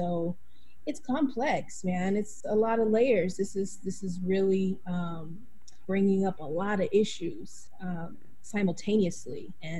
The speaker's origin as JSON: {"language": "English", "town": "Tulsa", "region": "Oklahoma", "country": "United States", "tie": "born or raised there", "moved": "as an adult", "lives_now": "Ghana", "said": "my hometown, as I call it here, or my village."}